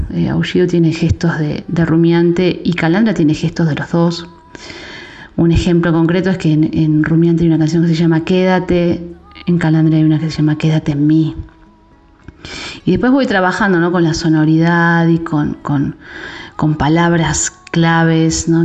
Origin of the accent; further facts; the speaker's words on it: Buenos Aires Province, Argentina; yo soy una persona de conurbano, ¿no? Como que bonaerense